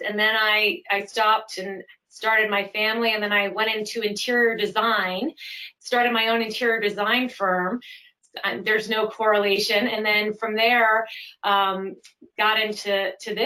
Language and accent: English; Connecticut, United States; moved away as an adult; also born or lived in Vermont / California; now in Mill Valley, United States; I grew up in Connecticut